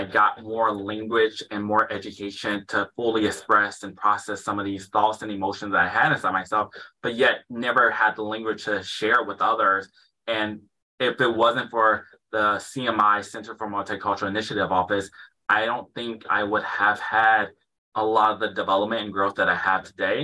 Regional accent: Detroit, Michigan, United States; growing up in Detroit, Michigan, which is predominantly Black

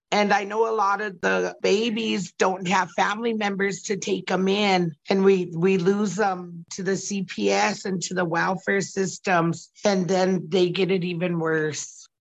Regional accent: Oglala Territory, South Dakota, United States; I'm from Oglala Territory.

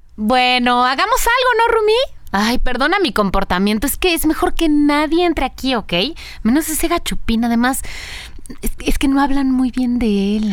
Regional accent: Mexico; las dos somos mexicanas

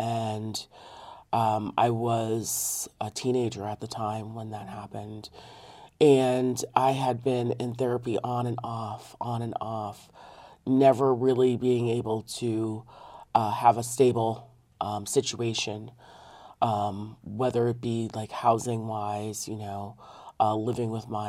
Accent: Connecticut, United States; the overdevelopment in my home state of Connecticut.

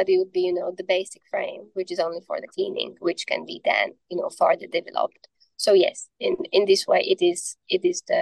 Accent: Slovakia; I'm from Slovakia

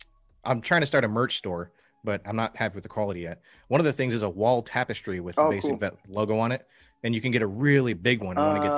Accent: St. Clair River, across from Sarnia, Michigan, United States; moved away as an adult; also born or lived in South Carolina / Southern California; now in Central Pennsylvania, United States; I grew up right on a river, the St. Clair River, which is right across. Oh, nice. So Sarnia was right next to me when I woke up every day.

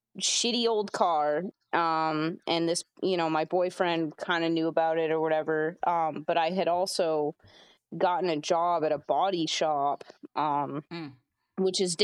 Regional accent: Portland, Maine, United States; also born or lived in Westbrook, Maine / New Gloucester, Maine; Been Maine my whole life.

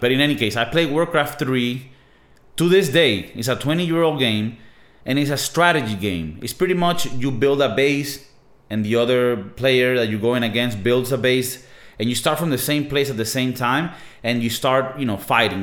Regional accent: Venezuela; moved away; I'm from Venezuela

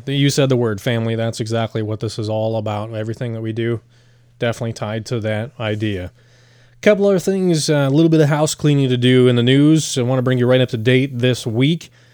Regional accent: Romeo, Michigan, United States; growing up in Romeo, yeah, it's a rural orchard farm, truck farm community

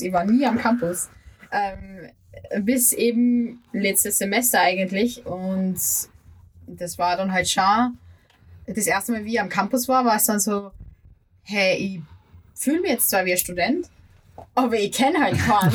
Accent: Upper Austria, Austria; now in Vienna, Austria; Ich bin ja ursprünglich aus Oberösterreich

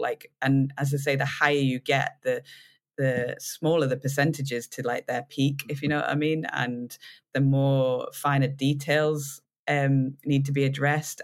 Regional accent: United Kingdom; being British

